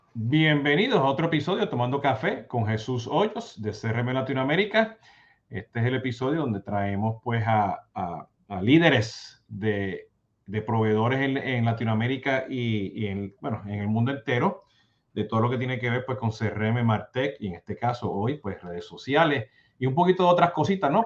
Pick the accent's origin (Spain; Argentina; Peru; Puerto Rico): Puerto Rico; yo soy cafetero, siendo boricua